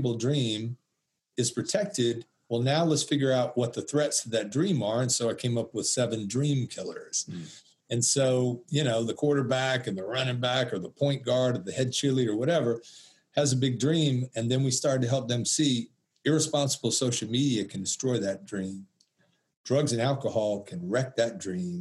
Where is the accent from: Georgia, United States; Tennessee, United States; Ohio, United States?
Georgia, United States; Atlanta; I'm from Atlanta, the Mecca of the civil rights movement